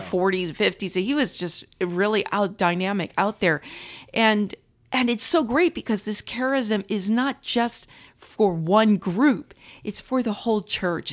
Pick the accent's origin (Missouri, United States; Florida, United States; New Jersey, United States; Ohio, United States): Missouri, United States; St. Louis; moved away as an adult; now in Culver City, United States; I'm originally from Saint Louis, Missouri